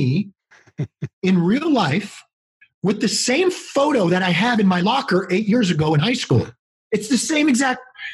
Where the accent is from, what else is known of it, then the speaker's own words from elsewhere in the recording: California, United States; I grew up in California.